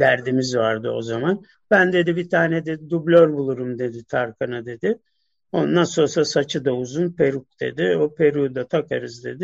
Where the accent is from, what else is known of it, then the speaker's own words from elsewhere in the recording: Turkey; ben bir Türk'üm